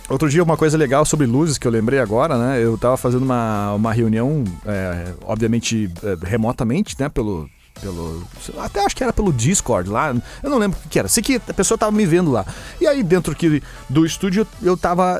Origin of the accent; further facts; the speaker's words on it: Rio Grande do Sul, Brazil; a gente é gaúcho. Eu, ouvi, nós somos gaúchos